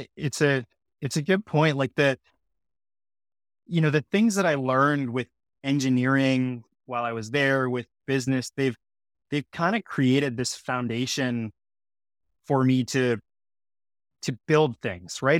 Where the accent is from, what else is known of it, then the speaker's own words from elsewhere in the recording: Sudbury, Ontario, Canada; now in Toronto, Canada; I loved growing up in Sudbury. It's, you know, it's Northern Ontario.